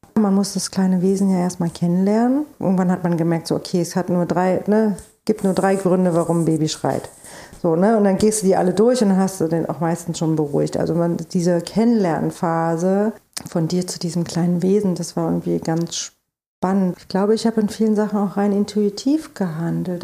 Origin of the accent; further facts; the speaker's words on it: East Germany, Germany; now in Berlin, Germany; ich bin in der DDR groß geworden